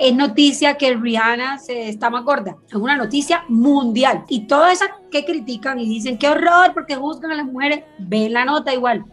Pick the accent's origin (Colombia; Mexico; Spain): Colombia; Caribbean Region; yo me crié, bueno, en el Caribe para nosotros la comida es todo alrededor de la comida eh, y específicamente la zona de donde yo soy